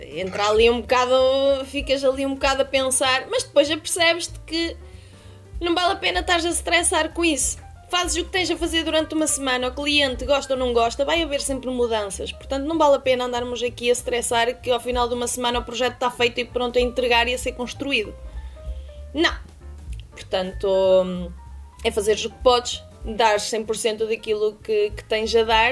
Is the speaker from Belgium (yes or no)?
no; Bragança, Bragança District, Portugal; moved away as an adult; now in Beijing, China; estava presa à minha cidade natal. Não é que tenha nada contra a cidade natal, mas estamos a falar de uma cidade de 30 mil habitantes.